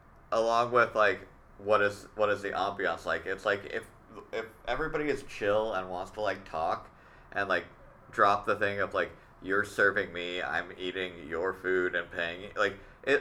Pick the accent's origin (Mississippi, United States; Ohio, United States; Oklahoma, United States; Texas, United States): Oklahoma, United States; moved away; I'm happy that there's cool shit that's popping up in my hometown.